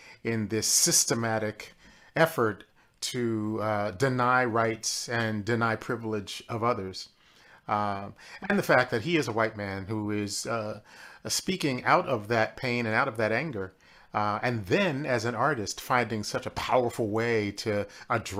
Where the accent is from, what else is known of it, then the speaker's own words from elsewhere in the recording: Philadelphia, Pennsylvania, United States; I grew up in Philadelphia, Pennsylvania